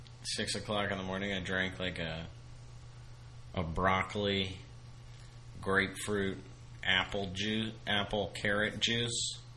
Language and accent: English; Florida, United States; I'm from Florida.